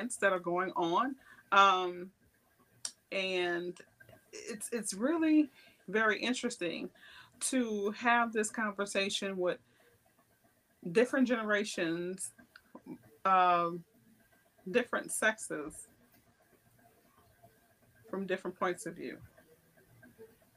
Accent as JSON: {"language": "English", "town": "New Orleans", "region": "Louisiana", "country": "United States", "tie": "born or raised there", "said": "I grew up in New Orleans"}